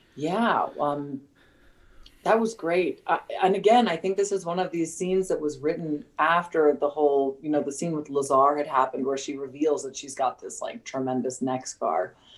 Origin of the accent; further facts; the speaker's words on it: United States; also born or lived in United Kingdom; I'm probably the first American actor who's been hired to play a British character